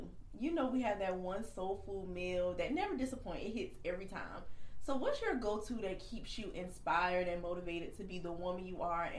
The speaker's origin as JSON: {"language": "English", "town": "Kingstree", "region": "South Carolina", "country": "United States", "said": "y'all know I'm from King Street, South Carolina, which is very, very country."}